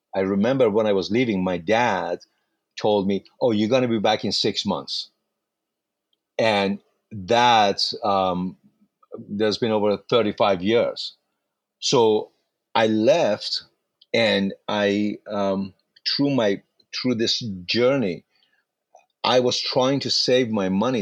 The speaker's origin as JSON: {"language": "English", "town": "Mashhad", "region": "Razavi Khorasan", "country": "Iran", "tie": "born or raised there", "second_language": "English", "moved": "as an adult", "lives_now": "United States", "said": "I was born in Mashhad, Iran"}